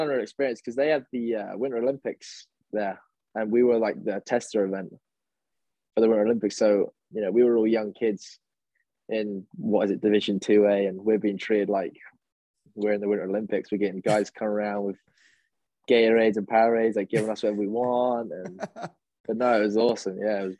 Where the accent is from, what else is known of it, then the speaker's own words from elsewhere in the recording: England, United Kingdom; but obviously because I was from England